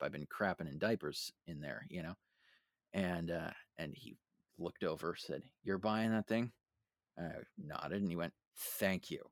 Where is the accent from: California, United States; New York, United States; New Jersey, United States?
California, United States; San Francisco; I'm from San Francisco